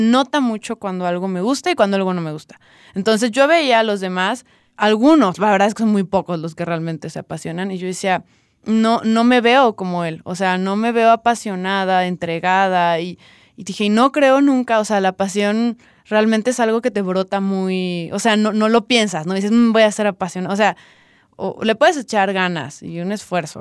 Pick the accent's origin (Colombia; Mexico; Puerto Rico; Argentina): Mexico; San Cristóbal de las Casas, Chiapas; also born or lived in Tuxtla Gutiérrez, Chiapas; nací en Tuxtla, pero en realidad en la capital de Chiapas, pero en realidad vivo ahorita acá y realmente toda mi vida hasta los 18 viví aquí